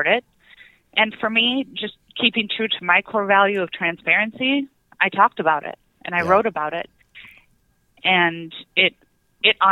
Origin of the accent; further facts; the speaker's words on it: South Dakota, United States; I grew up in South Dakota